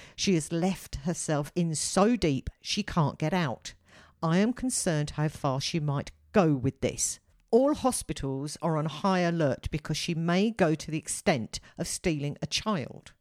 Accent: United Kingdom; as a Brit

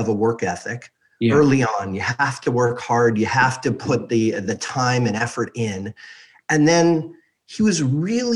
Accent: Beverly Hills, California, United States; I grew up in Beverly Hills, California

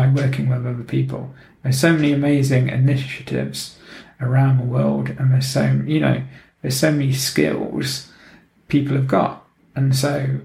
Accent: Nottingham, East Midlands, United Kingdom; also born or lived in Oxford / London / Luton / Prague; now in Gothenburg, Sweden; originally I'm from Nottingham in England

